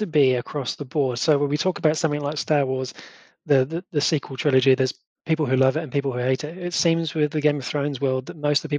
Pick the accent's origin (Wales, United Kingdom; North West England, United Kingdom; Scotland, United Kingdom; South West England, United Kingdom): South West England, United Kingdom; West Country; where I grew up in the West Country of the UK